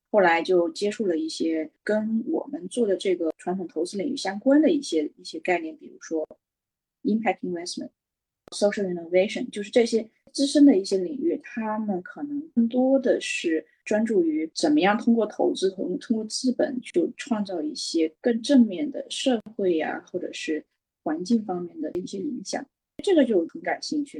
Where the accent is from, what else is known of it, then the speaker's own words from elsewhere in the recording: China; also born or lived in Beijing; 我其实是中国土生土长地长大，嗯，我妈妈是老师